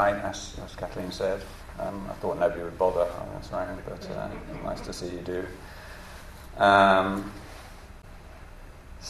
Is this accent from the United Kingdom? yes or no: yes; England, United Kingdom; moved away as an adult; now in New York, United States; I'm British, as you can probably hear. I've lived in America for 12 years now, in New York. And I grew up in England